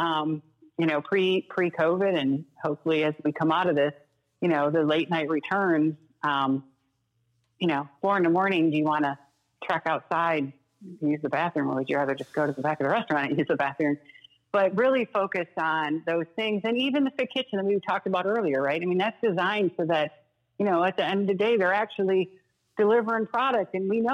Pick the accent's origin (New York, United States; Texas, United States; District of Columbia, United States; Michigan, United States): Michigan, United States; Detroit; moved away; also born or lived in Chicago; I grew up in Detroit, but I was Chicagoan for 15 years